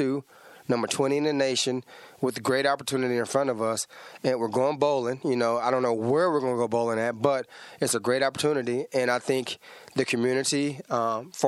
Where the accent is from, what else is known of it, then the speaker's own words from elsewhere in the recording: Dallas, Texas, United States; Texas, I'm a Texas guy. I'm from Dallas